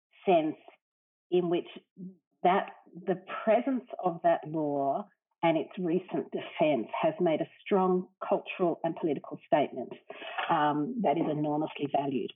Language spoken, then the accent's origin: English; Australia; as an Australian